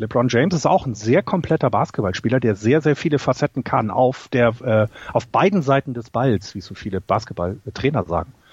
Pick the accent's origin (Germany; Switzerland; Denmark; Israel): Germany; Hamburg; bei uns in meinem äh, Stadtteil in Hamburg, wo ich aufgewachsen bin